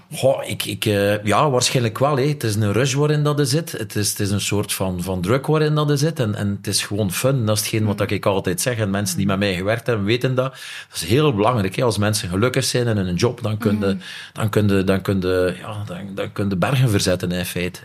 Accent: Nieuwpoort, Flanders, Belgium; ik ben van Niepoort afkomstig

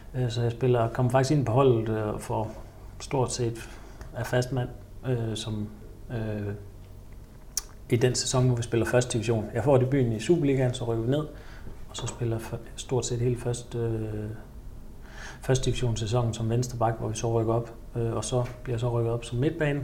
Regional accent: Ølgod, Southern Denmark, Denmark; moved away as an adult; also born or lived in Nuremberg; i min hjemby Ølgod

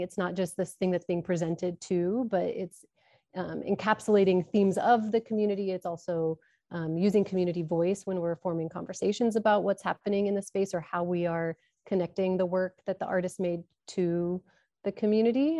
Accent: Omaha, Nebraska, United States; moved away as an adult; also born or lived in Pacific Northwest; I'm from Omaha, and when I moved back to Omaha

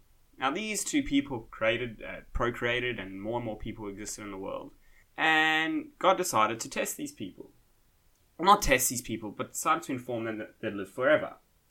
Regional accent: South Africa; moved away; I'm originally from South Africa.

